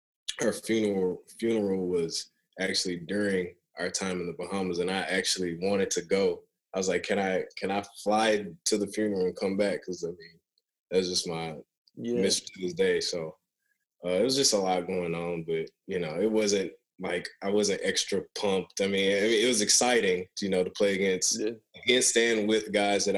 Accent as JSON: {"language": "English", "town": "Memphis", "region": "Tennessee", "country": "United States", "said": "where I'm from Memphis"}